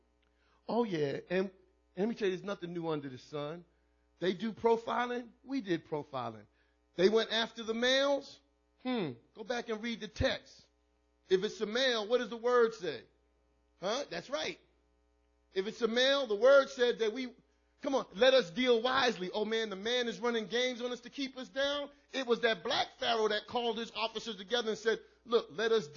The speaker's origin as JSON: {"language": "English", "town": "New York City", "region": "New York", "country": "United States", "tie": "born or raised there", "also_born_or_lived": "Brooklyn, New York", "said": "I was born in Brooklyn, raised in the Bronx."}